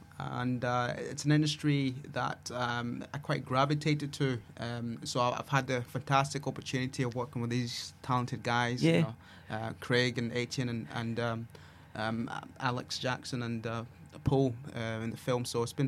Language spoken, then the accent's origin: English; Zambia; accent: Scottish; Zambia. So I'm Zambian. I'm a British citizen. But born in Zambia.